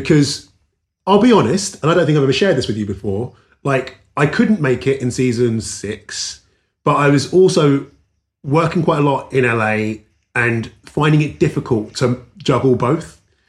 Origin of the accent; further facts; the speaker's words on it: London, United Kingdom; moved away as an adult; now in Los Angeles, United States; On that note, so I grew up in South London near Wimbledon